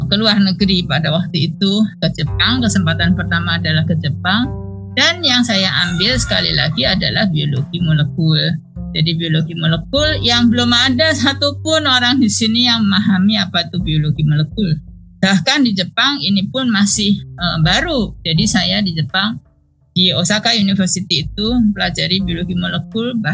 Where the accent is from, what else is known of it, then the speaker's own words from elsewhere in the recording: Indonesia; jadi pada waktu itu kan saya datang dari Indonesia maka kita bisa bawa ide penyakit di Indonesia yang tidak ada di sana